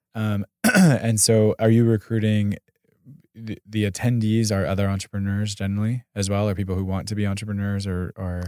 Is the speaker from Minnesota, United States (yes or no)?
no; Pasadena, California, United States; also from Pasadena